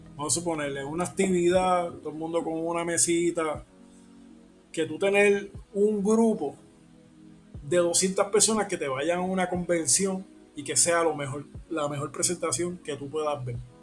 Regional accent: Puerto Rico; nuestra identidad como, como puertorriqueño

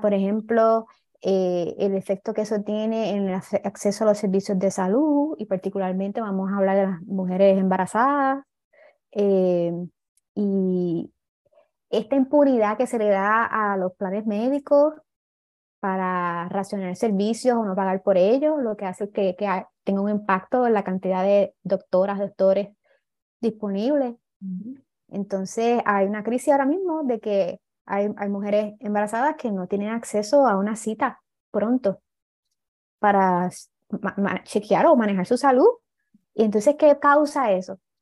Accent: Puerto Rico; Estamos sobrepoblados

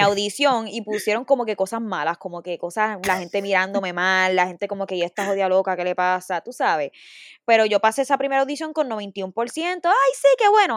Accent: Bayamón, Puerto Rico; Yo soy de Bayamón, de San Juan

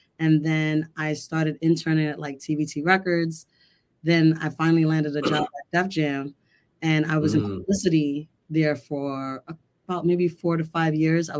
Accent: New York City, New York, United States; I'm from Brooklyn, New York.

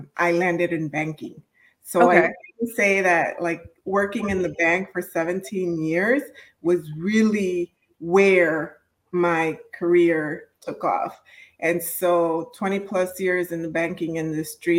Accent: Chicago, Illinois, United States; I am a daughter of immigrants, born and raised in Chicago.

